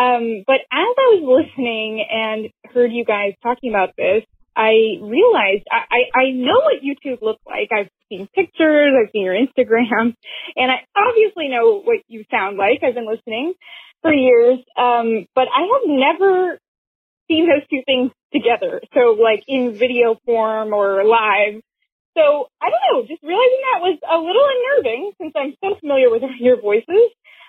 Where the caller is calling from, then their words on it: Dayton, Ohio, United States; I'm calling from Dayton, Ohio.